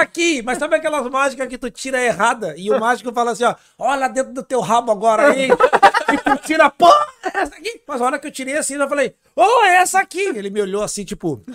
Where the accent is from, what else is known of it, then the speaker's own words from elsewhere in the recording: Porto Alegre, Rio Grande do Sul, Brazil; moved away as an adult; also born or lived in Laguna; now in Florianópolis, Brazil; o mês que eu nasci em Laguna, eu fui morar em Porto Alegre